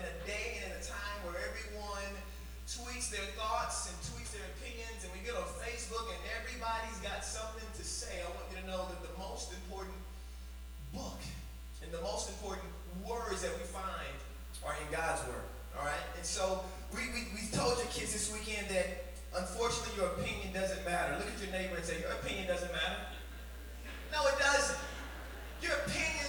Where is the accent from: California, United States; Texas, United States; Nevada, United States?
Texas, United States; Arlington; My wife and I, we're from Arlington, Texas